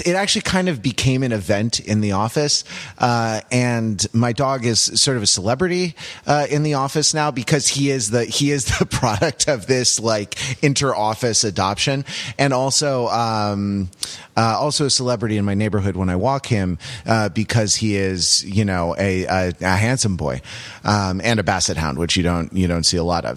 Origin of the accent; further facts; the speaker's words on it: Los Angeles, California, United States; growing up in Los Angeles in the '90s